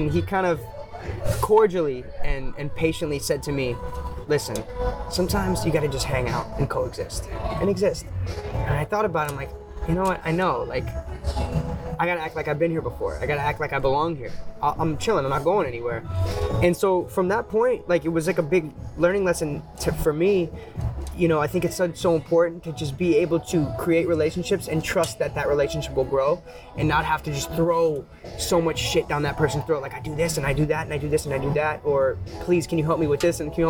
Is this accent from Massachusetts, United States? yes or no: yes; Boston, Massachusetts, United States; now in San Francisco Bay Area, United States; I'm from the Bay, right? And before that, I'm from Boston